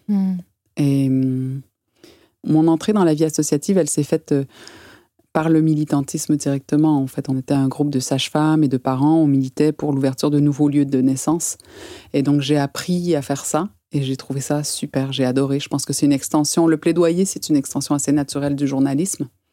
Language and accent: French; Quebec, Canada; also born or lived in Val-de-Marne, France / Paris, France; now in France; j'ai grandi au Canada, qui est un pays où la culture féministe, et particulièrement au Québec